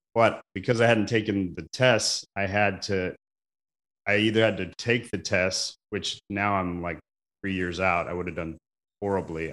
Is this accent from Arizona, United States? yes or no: yes; Mesa, Arizona, United States; moved away; also born or lived in Portland; I grew up in Arizona, Mesa, Arizona, about fifteen minutes from Arizona State University